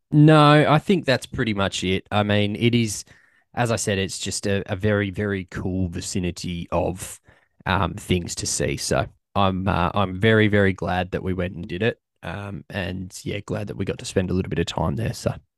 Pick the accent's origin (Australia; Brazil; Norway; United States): Australia; I'm from Australia